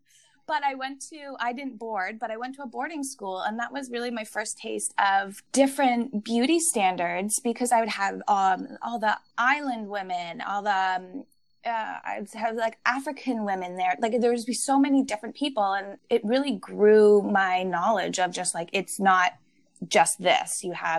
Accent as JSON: {"language": "English", "town": "Toronto", "region": "Ontario", "country": "Canada", "tie": "born or raised there", "also_born_or_lived": "Belleville, Canada", "said": "I grew up in Toronto. In my area, I went to pretty much like an all-white school."}